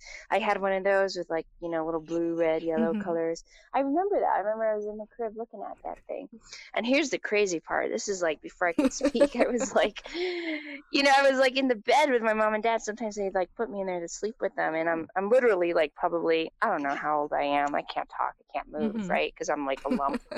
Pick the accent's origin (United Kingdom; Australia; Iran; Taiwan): Taiwan; moved away; also born or lived in United States; I was raised in Taiwan from the time I was like 3 years old on.